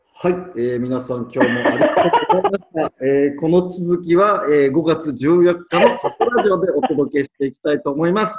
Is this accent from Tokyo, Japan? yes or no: yes; Tokyo, Japan; 私、東京です。